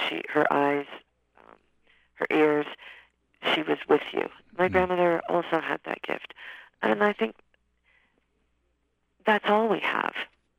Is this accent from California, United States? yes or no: yes; Riverside, California, United States; born there; Yes, I was born in Riverside, California, and my father was in the service in the Air Force, and my mother would take me to the beach almost every day